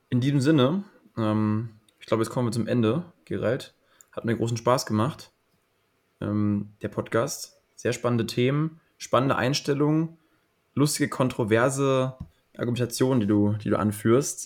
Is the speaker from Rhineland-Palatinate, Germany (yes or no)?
no; Potsdam, Brandenburg, Germany; ich komme ja. selbst aus dem Speckgürtel von Berlin. Ich bin in Potsdam groß geworden